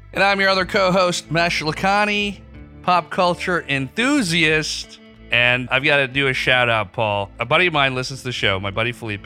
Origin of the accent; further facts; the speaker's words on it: Pakistan; moved away; growing up in Pakistan.